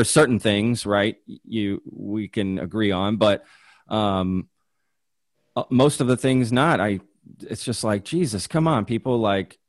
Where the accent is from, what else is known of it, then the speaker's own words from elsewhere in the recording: Dallas, Texas, United States; also born or lived in Europe / Spain; I grew up in the Dallas area